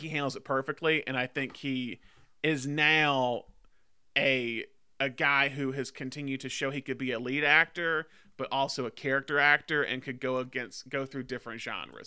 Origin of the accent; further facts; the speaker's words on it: United States; as American